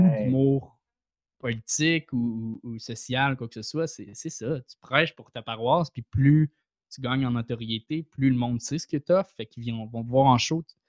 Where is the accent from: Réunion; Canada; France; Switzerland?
Canada; Saint-Eustache, Quebec; je viens de, de Saint-Eustache